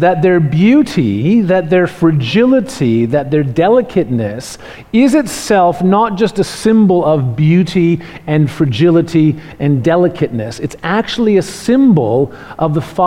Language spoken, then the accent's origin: English; Canada; now in Australia; I'm from Canada